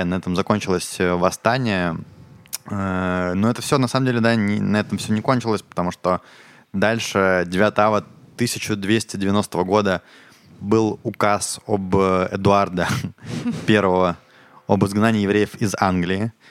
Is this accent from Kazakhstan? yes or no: no; Ukraine; now in Israel; я из Украины, и я когда в школе учился